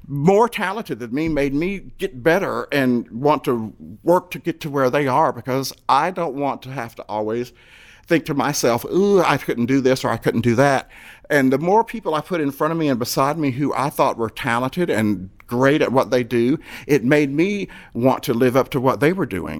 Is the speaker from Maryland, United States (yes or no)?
no; Fayetteville, North Carolina, United States; moved away as an adult; also born or lived in Louisville, Kentucky; Miss Fayetteville, my hometown